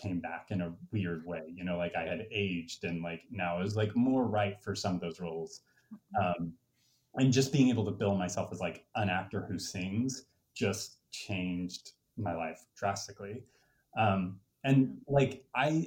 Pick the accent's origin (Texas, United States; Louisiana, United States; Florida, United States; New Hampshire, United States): Texas, United States; moved away as an adult; now in New York, United States; growing up in Texas. And like, I grew up in a small town